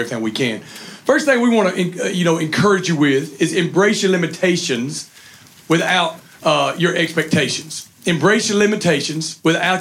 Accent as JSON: {"language": "English", "region": "the South", "country": "United States", "accent": "redneck", "said": "They'll make fun of my accent the whole time. And they'll have to get a translator to understand redneck."}